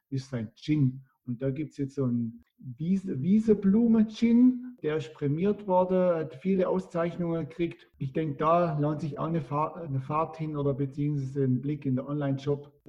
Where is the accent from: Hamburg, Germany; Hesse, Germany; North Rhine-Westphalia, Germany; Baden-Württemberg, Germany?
Baden-Württemberg, Germany; Und dann gibt es noch bei mir in der Nähe, wo ich herkomme, äh, also da, wo die Alp am höchsten ist, in der Region der Zehntausender, also auf der Südwestalp sozusagen